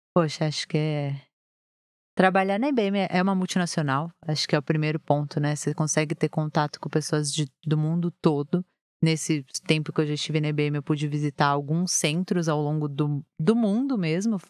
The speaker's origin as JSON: {"language": "Portuguese", "region": "São Paulo", "country": "Brazil", "tie": "born or raised there", "also_born_or_lived": "Rio de Janeiro", "said": "eu sempre morei aqui em São Paulo, mesmo sendo carioca, mas o sotaque não pegou"}